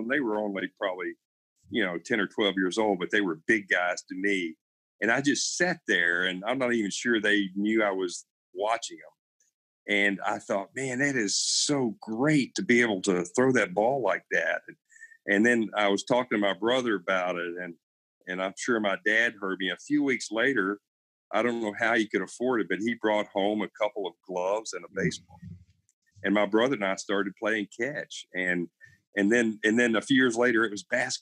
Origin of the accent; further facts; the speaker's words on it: Kentucky, United States; I grew up in rural Kentucky, a really small town down in south central, sort of southwestern Kentucky